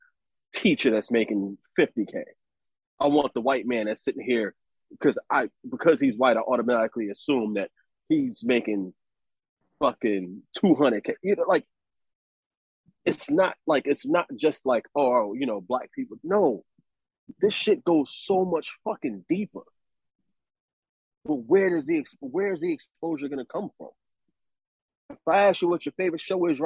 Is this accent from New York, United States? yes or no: yes; New York, United States; I'm from the hood. I'm from Harlem. You know what I mean? West Side.